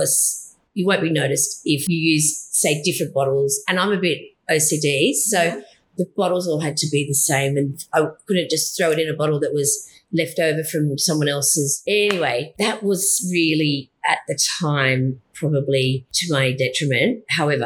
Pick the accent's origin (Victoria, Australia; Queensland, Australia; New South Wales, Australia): New South Wales, Australia; Hunter Valley; I was from the Hunter